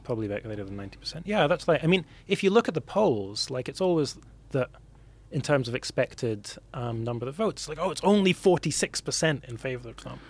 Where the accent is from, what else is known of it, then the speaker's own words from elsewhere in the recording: Scotland, United Kingdom; for me as a Scot